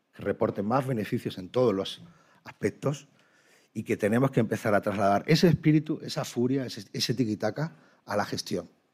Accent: Málaga, Andalusia, Spain; como malagueño, como andaluz, como español

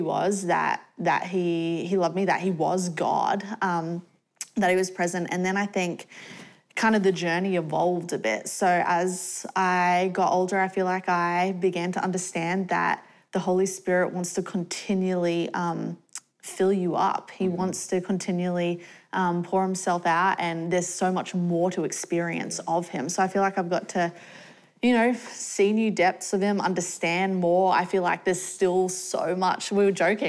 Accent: Australia; moved away; I grew up in Australia, so we moved to Australia when I was about 6 years old

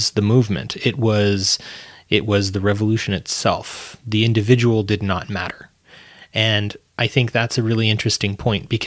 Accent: Edmonton, Alberta, Canada; I come from Edmonton, Alberta

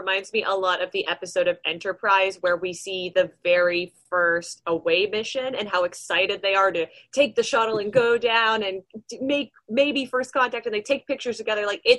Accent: Canada; I'm Canadian

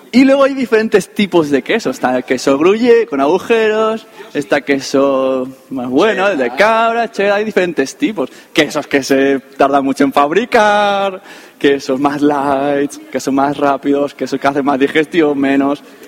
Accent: Spain; Yo soy española

